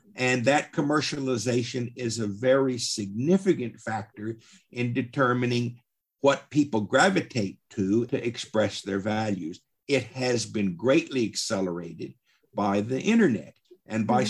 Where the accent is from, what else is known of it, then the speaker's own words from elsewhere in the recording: the American South and Southwest, United States; I grew up in the American South and Southwest